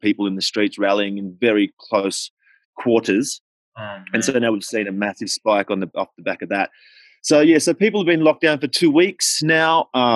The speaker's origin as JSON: {"language": "English", "country": "Australia", "moved": "yes", "said": "I'm obviously Australian"}